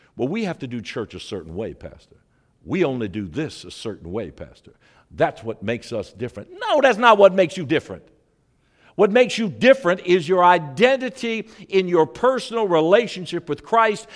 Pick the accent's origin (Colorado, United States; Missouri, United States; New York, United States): Missouri, United States; St. Louis; moved away; I was raised in Saint Louis, Missouri.